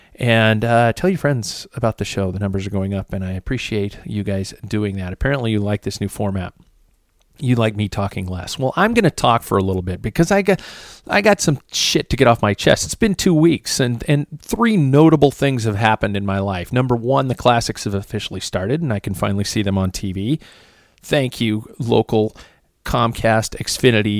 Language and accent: English; United States; I'm an American